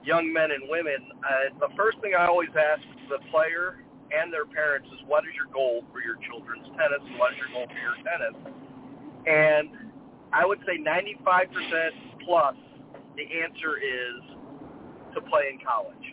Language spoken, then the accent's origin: English; South Bend, Indiana, United States; moved away; I'm from South Bend, Indiana, not far from Detroit, Michigan. And growing up as a kid, my father was in the auto industry